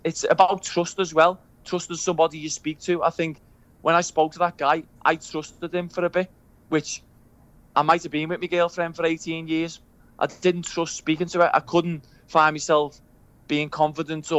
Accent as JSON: {"language": "English", "town": "Liverpool", "region": "North West England", "country": "United Kingdom", "tie": "born or raised there", "accent": "Scouse", "said": "I grew up on Breck Road"}